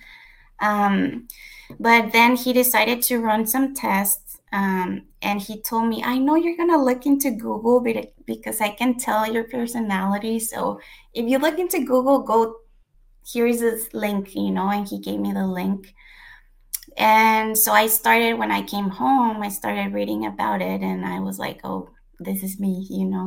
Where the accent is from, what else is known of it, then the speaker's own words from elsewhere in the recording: Mexico; moved away as an adult; now in United States; I was born in the U.S., but I was raised in Mexico